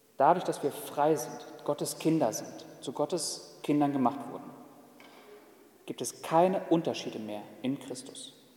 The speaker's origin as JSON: {"language": "German", "country": "Germany", "said": "Ich als Deutscher"}